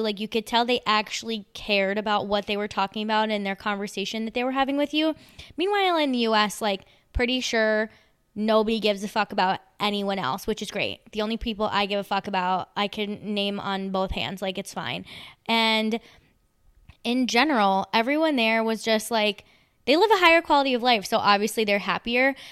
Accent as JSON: {"language": "English", "area": "Long Island", "region": "New York", "country": "United States", "said": "I used to ride the Long Island Railroad all the time 'cause I'm from Long Island"}